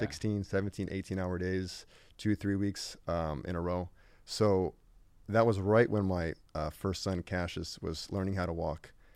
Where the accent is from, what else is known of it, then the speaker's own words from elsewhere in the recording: Riverside, California, United States; I grew up in Riverside